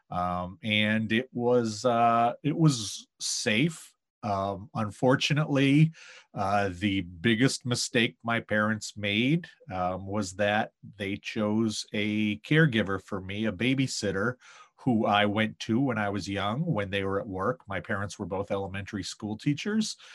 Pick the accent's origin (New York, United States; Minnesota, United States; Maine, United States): Maine, United States; Maine is one of those places where people hear you're from there and they tell you how beautiful it is.